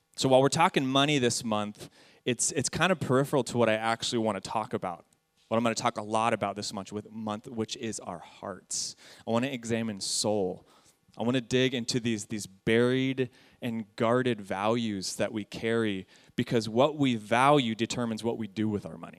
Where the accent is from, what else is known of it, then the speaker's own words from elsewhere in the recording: San Jacinto, California, United States; I'm an American. I've lived in Southern California my entire life. I grew up in a ghetto town in the IE, San Jacinto, right next to Hemet.